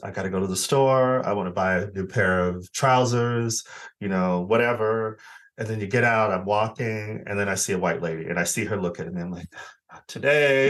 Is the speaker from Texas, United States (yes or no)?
no; Arizona, United States; moved away as an adult; now in United Kingdom; I'm originally from Arizona